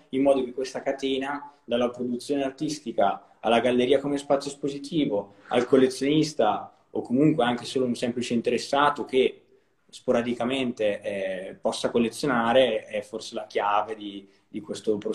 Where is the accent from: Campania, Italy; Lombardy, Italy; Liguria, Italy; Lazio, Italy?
Lombardy, Italy; Brescia; io sono di Brescia, ho studiato a Milano e poi sono tornato